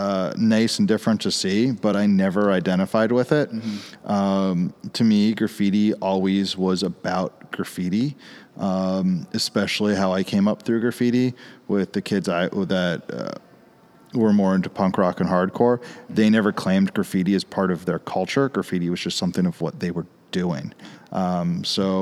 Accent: Bethesda, Maryland, United States; I grew up in Bethesda, Maryland, in the late 80s, early 90s, a couple miles outside of D.C.

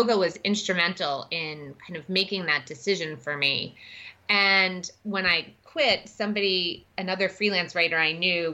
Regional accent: New York, United States; moved away as an adult; also born or lived in Washington, D.C.; now in Madison, United States; I grew up in New York and then I moved to D.C. right out of college and bounced around a little bit.

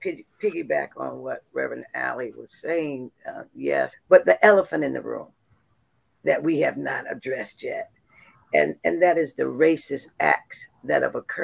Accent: Columbia, South Carolina, United States; Well, I'm a daughter of the soil of Columbia, South Carolina.

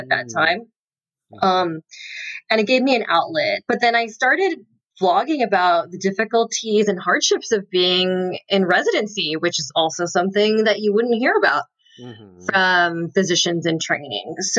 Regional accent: Southern California, United States; moved away as an adult; also born or lived in North Carolina; I had moved away because I'm from Southern California

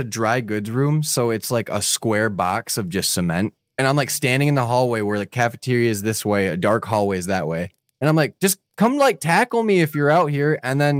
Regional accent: Michigan, United States; now in Florida, United States; I'm from Michigan.

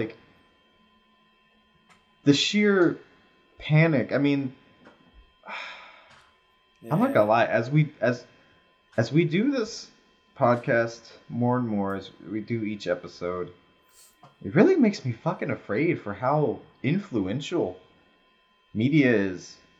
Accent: North Carolina, United States; now in Seattle, United States; Yeah, I live in Seattle right now, but originally I'm from North Carolina.

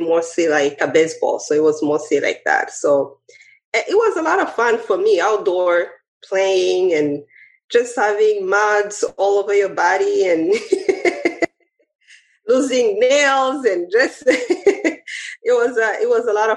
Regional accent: Rwanda; now in United States; Growing up, of course, in Rwanda

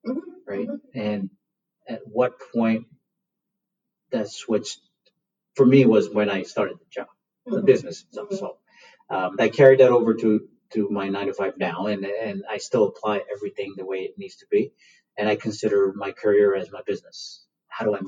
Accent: India; moved away; In India, we're tobacco farmers by trade. I was born in India.

